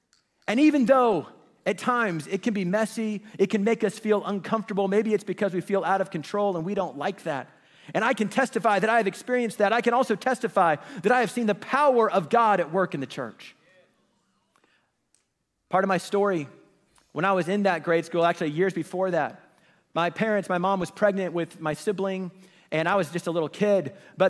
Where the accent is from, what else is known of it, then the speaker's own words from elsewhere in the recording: Kansas City, Missouri, United States; In fact, I grew up in Kansas City, and I went to this elementary school that my church operated